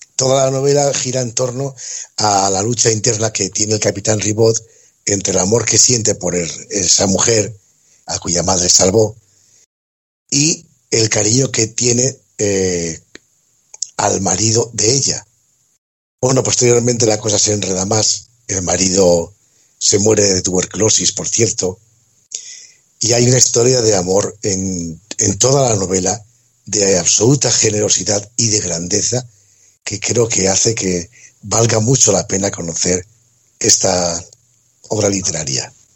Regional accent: Gijón, Asturias, Spain; se empieza desarrollando en Gijón, curiosamente, de donde soy yo

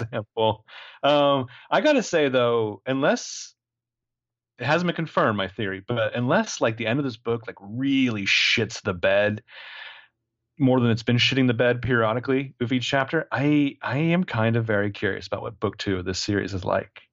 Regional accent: United States; I'm an American guy.

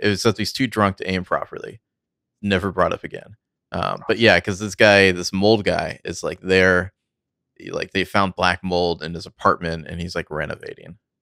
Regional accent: United States; I'm from America

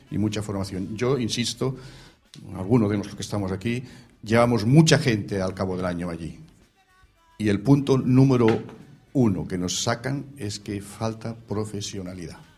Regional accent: Peraleda, Extremadura, Spain; now in Sant Boi de Llobregat, Spain; Soy de Peraleda.

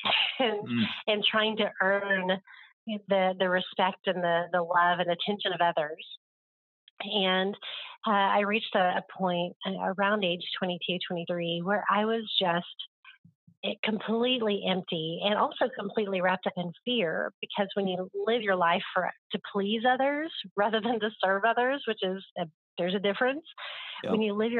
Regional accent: Oklahoma, United States; growing up in Oklahoma, it's the Bible Belt. And so I feel like I grew up around everybody saying they were a Christian.

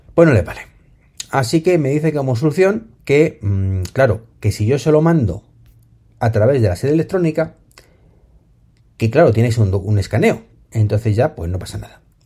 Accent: Spain; lo que sufrimos en España

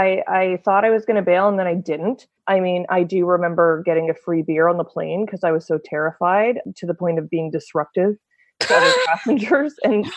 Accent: Canada; where are you from? Like, and he's not looking at the camera. I'm like, Canada

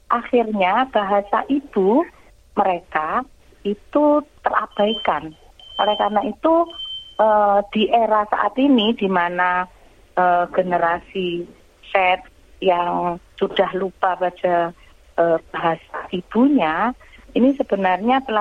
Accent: Java, Indonesia; first language Javanese; Jadi kami sama-sama uh, bahasa ibu kami berdua kebetulan kok Jawa gitu ya dan belajar bahasa Indonesia di sekolah kemudian belajar bahasa Inggris

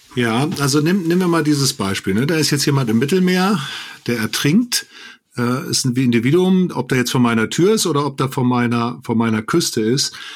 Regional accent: Germany; Deutscher bin ich, weil ich zu einer Tradition, einer Kultur, einem Rechtsstaat, einem System Ja sage

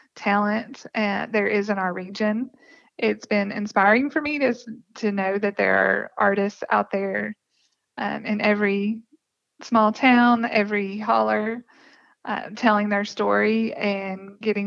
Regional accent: Appalachia, United States; Growing up, I didn't know I was from Appalachia.

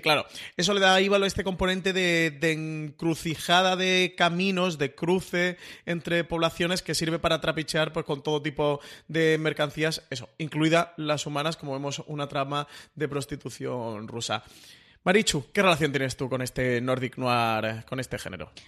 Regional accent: Málaga, Andalusia, Spain; Yo, como buen malagueño

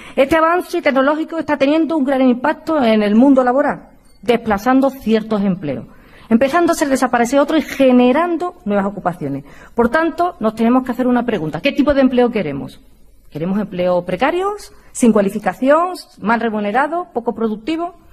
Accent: Andalusia, Spain; mi tierra, de Andalucía

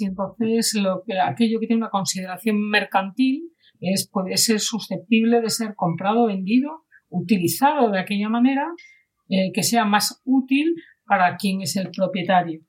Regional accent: Asturias, Spain; now in Catalonia, Spain; yo vivo en Cataluña hace la tira de años. Soy asturiana y soy del norte

